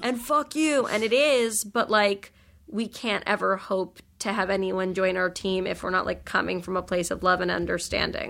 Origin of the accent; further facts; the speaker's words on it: New York, United States; I grew up in New York